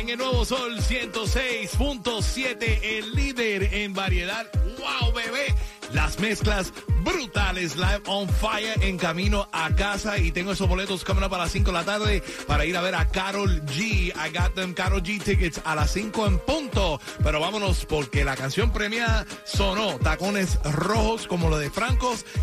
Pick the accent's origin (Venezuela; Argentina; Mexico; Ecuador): Venezuela; moved away; en mi país soy locutor, soy de Venezuela